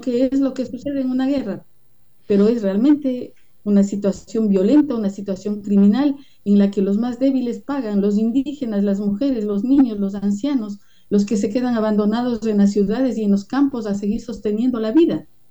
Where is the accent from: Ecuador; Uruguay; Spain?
Ecuador; Quito, Pichincha; accent: Quiteño; como decimos en quiteño